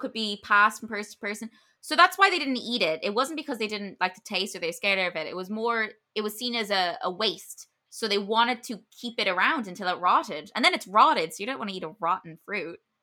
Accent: Ireland; as an Irish person

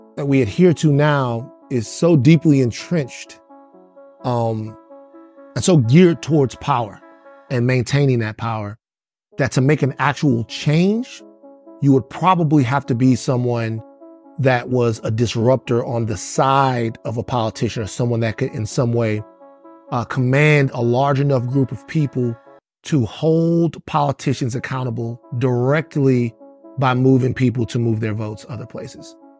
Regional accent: Baton Rouge, Louisiana, United States; I'm from Baton Rouge, but we all listen to bounce music in South Louisiana

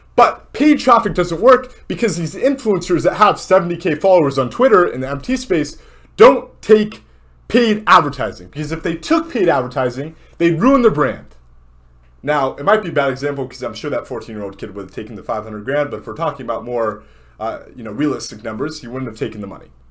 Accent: Southern California, United States; moved away as an adult; also born or lived in Miami; I grew up in Southern California.

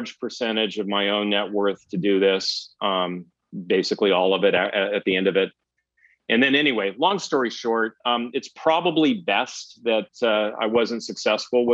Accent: Los Gatos, California, United States; also born or lived in Pennsylvania / West Hollywood; now in Newport Beach, United States; we moved from Northern California, Silicon Valley, Los Gatos.

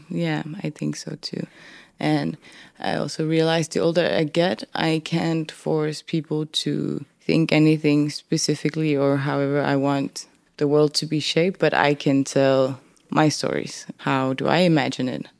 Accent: Denmark; English is a second language; moved away as an adult; also born or lived in Upernavik, Greenland / northern Greenland; now in Nuuk, Greenland; I grew up in Denmark

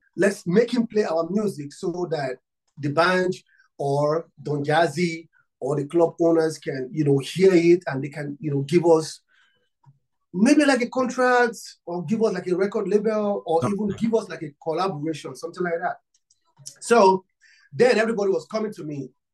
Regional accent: Nigeria; I'm from Africa and Nigeria. I'm from Nigeria.

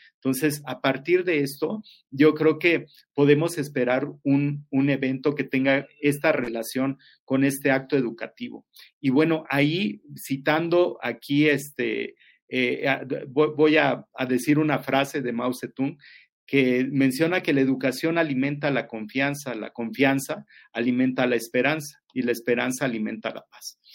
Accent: Mexico; como buenos mexicanos

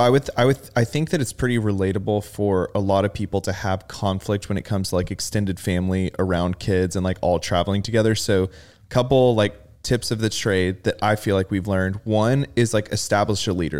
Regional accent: Rockwall, Texas, United States; growing up in Rockwall

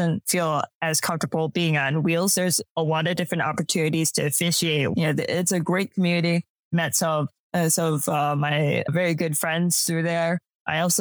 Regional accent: Western New York, United States; also born or lived in Albany, New York; I grew up in Western New York

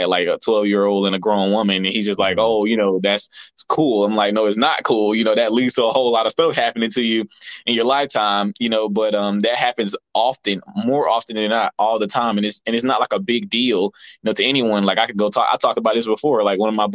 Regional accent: Albany, United States; accent: country; how I was raised and, you know, where I grew up in Albany.

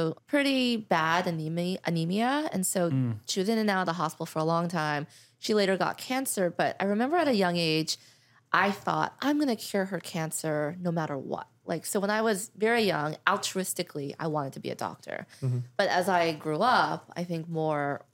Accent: Los Angeles, California, United States; I grew up in Encino

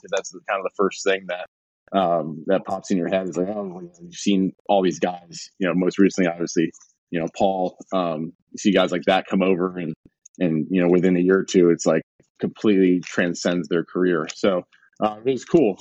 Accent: Binghamton, New York, United States; we had a double A team in my hometown. The Binghamton Mets used, used to be the Binghamton Mets

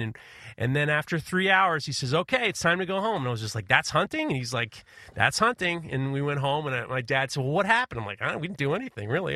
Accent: New York, United States; growing up in New York

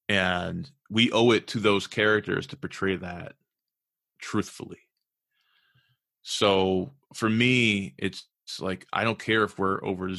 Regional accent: California, United States; also born or lived in Chicago; So I actually grew up between Chicago and California. I was born in California, and then we moved to Chicago, and we went kind of back and forth between Chicago and California.

